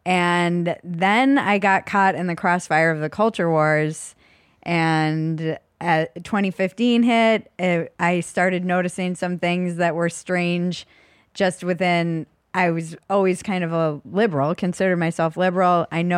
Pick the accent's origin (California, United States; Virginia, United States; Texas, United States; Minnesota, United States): Minnesota, United States; I moved all over, but I went to high school in a suburb outside of Minneapolis.